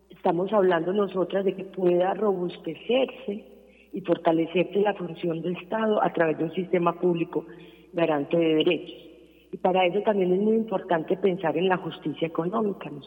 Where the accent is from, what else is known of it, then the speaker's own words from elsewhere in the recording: Colombia; nosotras eh, también nos soñamos, como muchos colombianos y colombianas, un futuro en paz.